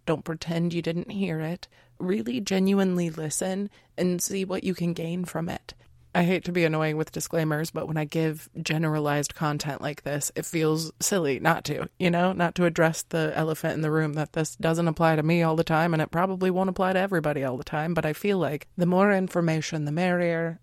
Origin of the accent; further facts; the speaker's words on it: United States; we were raised in American culture